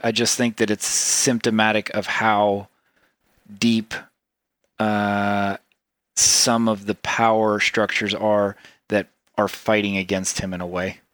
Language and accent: English; Tennessee, United States; also born or lived in Ubud, Bali; I grew up, I grew up in Tennessee